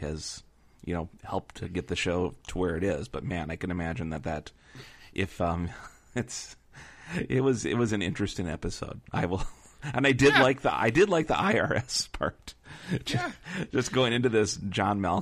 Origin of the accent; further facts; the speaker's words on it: Minnesota, United States; moved away; I'm from Minnesota